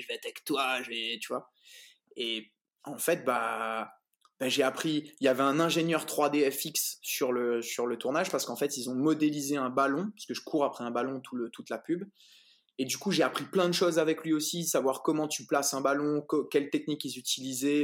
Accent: Réunion; moved away as an adult; also born or lived in Saint-Pierre, Réunion; now in France; je suis réunionnais

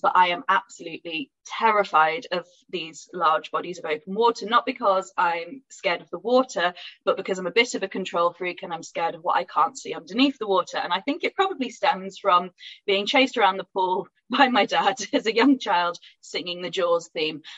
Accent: Pontefract, Yorkshire and the Humber, United Kingdom; I grew up near Pontefract

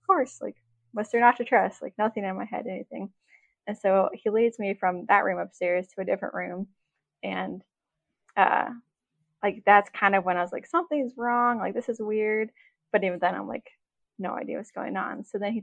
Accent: Juneau, Alaska, United States; I was born in Juneau, Alaska. I was born and raised here.

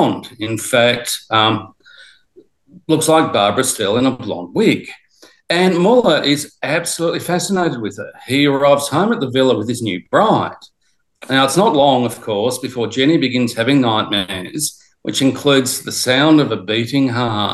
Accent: Australia; growing up in Australia

